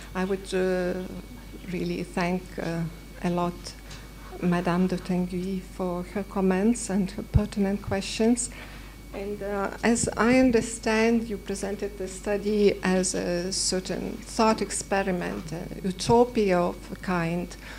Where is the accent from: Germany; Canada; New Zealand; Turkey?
Canada; now in Paris, France; I'm from Canada, first year master's student at Sciences Po studying security